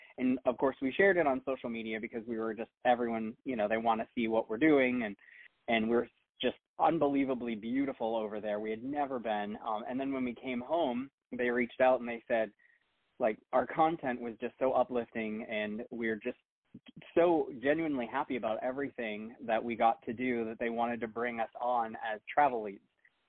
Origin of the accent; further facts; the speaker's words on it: Boston, Massachusetts, United States; they're based out of Boston, which is actually like my hometown.